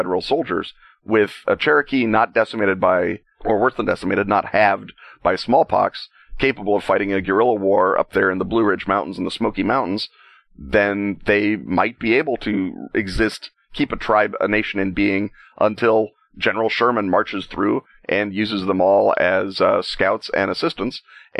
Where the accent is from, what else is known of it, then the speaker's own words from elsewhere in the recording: Ireland; given, you know, that I'm an Irishman and Irish will literally write a agonized ballad about losing a fist fight in the bar last week, much less everything the hated British have done to us since the time of Strongbow.